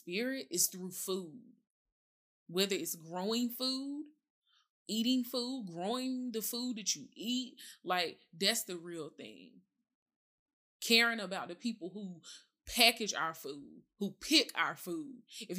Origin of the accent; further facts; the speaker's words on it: the South, United States; I'm from the South, so it's certain foods my mama like to cook.